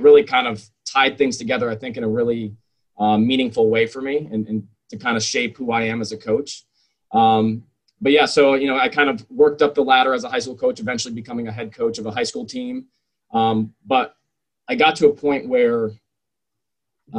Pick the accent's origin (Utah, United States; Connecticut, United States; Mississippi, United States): Connecticut, United States; Bristol; moved away as an adult; also born or lived in Charleston, South Carolina; now in West Point, United States; I'm originally from Bristol, Connecticut. Swam in Bristol, Connecticut, and some club teams in the area